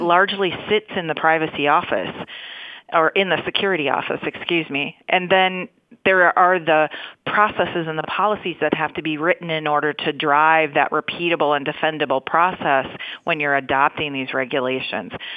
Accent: Minnesota, United States; I grew up in Minnesota

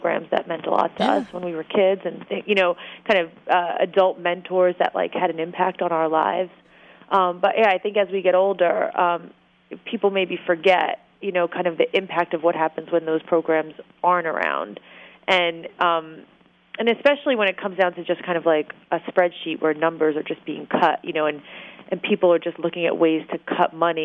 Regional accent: New York City, New York, United States; I grew up in Brooklyn

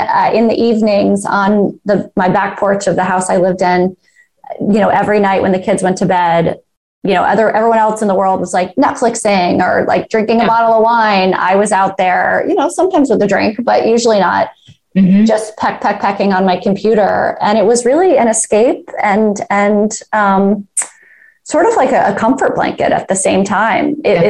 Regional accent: Georgia, United States; In a suburb of Atlanta, north of Atlanta.

